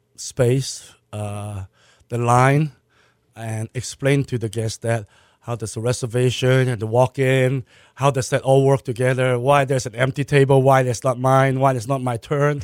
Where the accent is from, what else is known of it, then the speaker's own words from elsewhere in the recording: Hong Kong; also born or lived in Malaysia; now in Houston, United States; I was born in Malaysia. Uh, I was raised in Hong Kong.